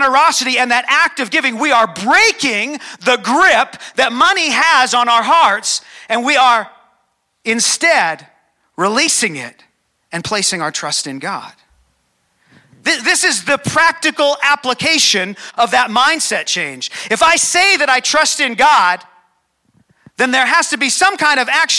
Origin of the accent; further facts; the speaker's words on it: Calgary, Alberta, Canada; So I was born here in Calgary. I've never lived anywhere else.